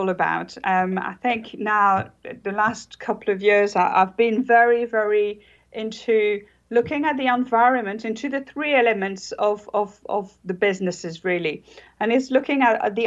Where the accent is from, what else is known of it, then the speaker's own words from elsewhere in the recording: France; now in Jersey; I am actually French.